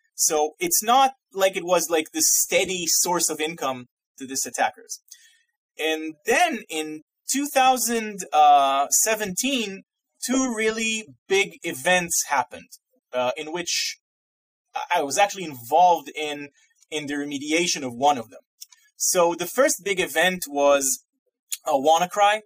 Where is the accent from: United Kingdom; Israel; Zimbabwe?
Israel; moved away as an adult; now in Massachusetts, United States; I'm originally Israeli. I'm from Israel. Uh, I grew up and lived there, uh, you know, 30 years of my life.